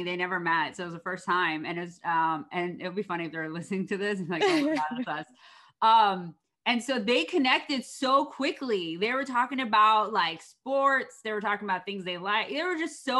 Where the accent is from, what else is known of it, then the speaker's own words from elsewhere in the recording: East Coast, United States; moved away; I'm from the East Coast.